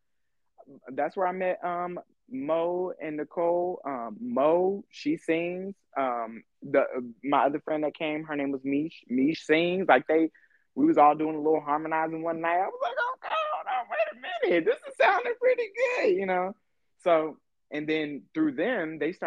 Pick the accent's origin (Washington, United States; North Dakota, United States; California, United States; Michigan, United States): California, United States; moved away as an adult; now in Houston, United States; I'm from California